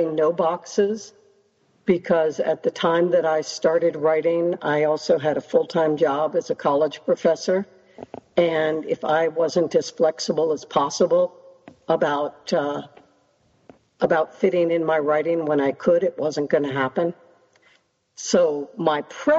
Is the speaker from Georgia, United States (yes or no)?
no; Washington, District of Columbia, United States; moved away as an adult; I grew up in Washington, D.C., with 80 to 90% humidity